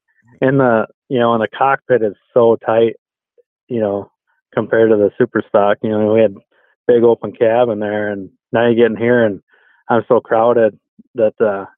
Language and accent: English; Crandon, Wisconsin, United States; Antigo is definitely closer to hometown, I guess, and closer to home, but Crandon is definitely my hometown track.